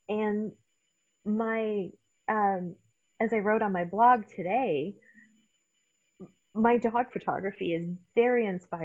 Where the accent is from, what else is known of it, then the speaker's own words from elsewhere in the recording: Canada; accent: Canadian; moved away as an adult; also born or lived in Newfoundland; now in Spokane, United States; I come from Canada